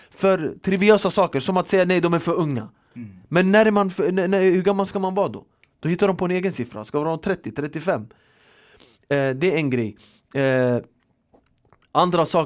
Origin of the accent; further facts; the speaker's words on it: Sweden; Vi är uppvuxna i Sverige, vi har en annan kultur och mentalitet